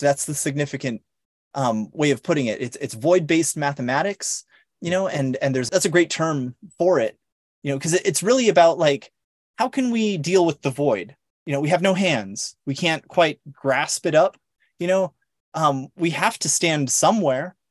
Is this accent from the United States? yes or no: yes; Long Island, New York, United States; also born or lived in San Diego; Saint Joseph's University here in my hometown out here in, in Long Island.